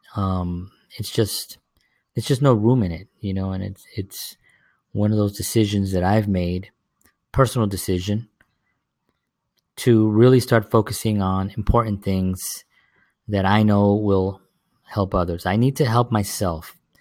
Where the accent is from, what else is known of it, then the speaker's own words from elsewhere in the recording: New York City, New York, United States; the inner cities where I grew up in the South Bronx